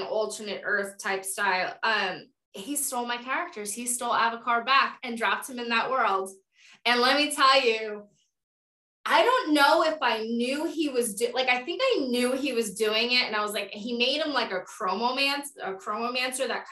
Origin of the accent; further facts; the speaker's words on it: New York, United States; I'm a New Yorker